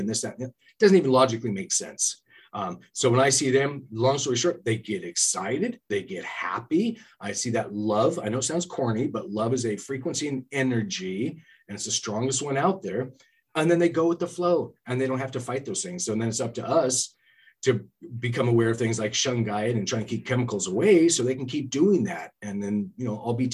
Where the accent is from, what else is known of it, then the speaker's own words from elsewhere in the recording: California, United States; also born or lived in Gold Bar, Washington; now in Washington, United States; I'm from California myself.